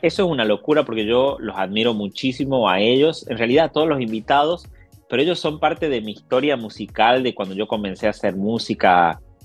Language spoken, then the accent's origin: Spanish; Tucumán, Argentina; now in Buenos Aires, Argentina; yo soy de Tucumán, del norte de Argentina pero vivo en la capital federal, en Buenos Aires